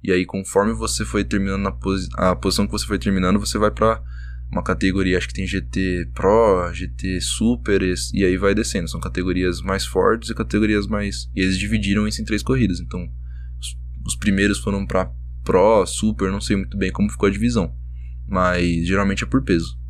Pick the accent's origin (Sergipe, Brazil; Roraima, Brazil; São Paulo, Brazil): São Paulo, Brazil; Suzano; Depois chegou uma época que eu morava em Suzano, né? Eu sou de Suzano